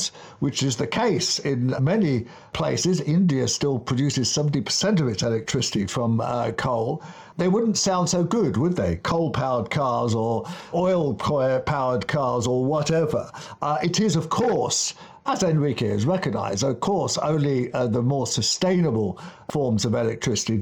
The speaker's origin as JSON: {"language": "English", "region": "London", "country": "United Kingdom", "tie": "born or raised there", "said": "When I was a kid in the 1960s, growing up in Kensington, up on Camden Hill"}